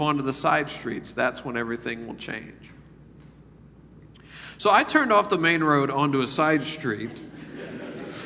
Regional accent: Memphis, Tennessee, United States; moved away; I decided to live in the poorest part of my hometown, Memphis, Tennessee

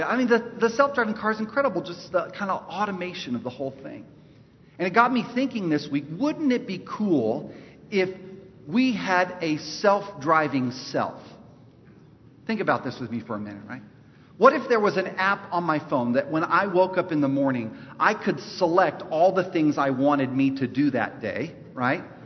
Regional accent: Los Angeles, California, United States; now in North Carolina, United States; we're both from East Los Angeles

